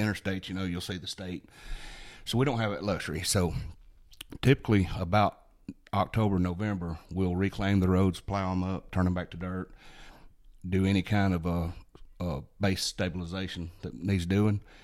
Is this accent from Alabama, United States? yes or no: yes; Hayden, Alabama, United States; I grew up here in Blount County, born and raised in the Hayden area, graduated to Hayden High School